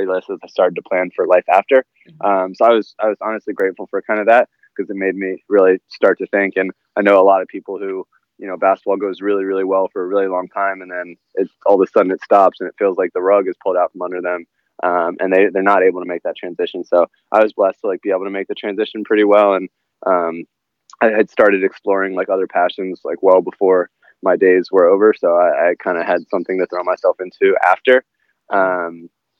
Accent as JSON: {"language": "English", "town": "Washington", "region": "District of Columbia", "country": "United States", "tie": "born or raised there", "said": "I grew up in the Washington, D.C. area"}